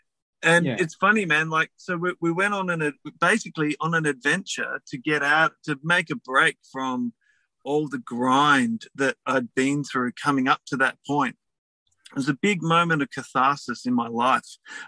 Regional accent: Australia; I'm Australian. I put up with 40 fucking degrees.

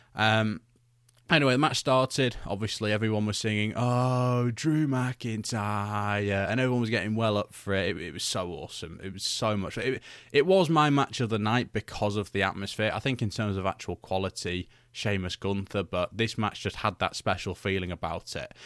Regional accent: United Kingdom; I'm British

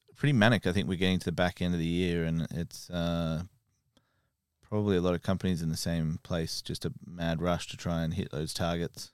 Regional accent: Australia; now in United Kingdom

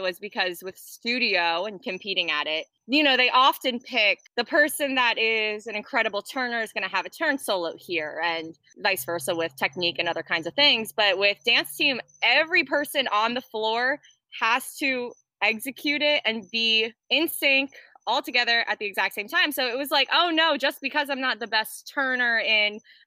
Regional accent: Florida, United States; also born or lived in New Jersey; We moved to Florida when I was seven, eight

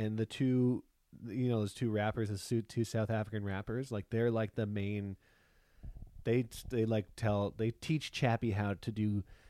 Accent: Canada; now in California, United States; We moved from Canada to California, and we're living with almost the same amount of people, but in a smaller area.

